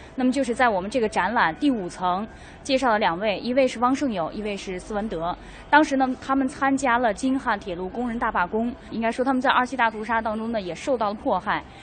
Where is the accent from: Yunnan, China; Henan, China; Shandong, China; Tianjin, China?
Henan, China; Zhengzhou; 我基本上算个老郑州，我是郑州长大的